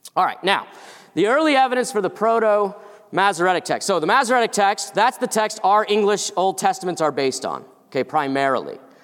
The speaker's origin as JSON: {"language": "English", "region": "Massachusetts", "country": "United States", "said": "I'm from Massachusetts"}